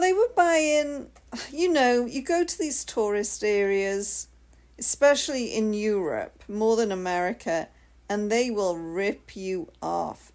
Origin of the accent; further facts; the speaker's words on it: United Kingdom; I'm the Brit